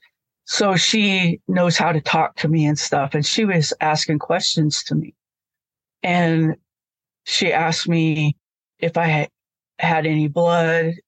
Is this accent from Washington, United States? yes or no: yes; Usk, Washington, United States; moved away as an adult; now in Montana, United States; I was raised in Washington in a small town called Usk, U-S-K. It's about 65 miles north of Spokane.